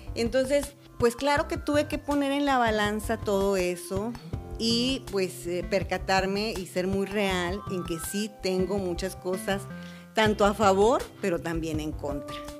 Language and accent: Spanish; Matamoros, Tamaulipas, Mexico; born or raised there